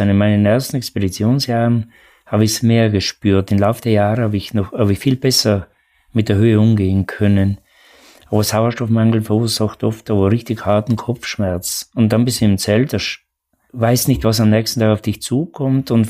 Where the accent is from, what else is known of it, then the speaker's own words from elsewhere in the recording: Trentino-Alto Adige, Italy; oder bei uns in Südtirol den höchsten Berg, den Ortler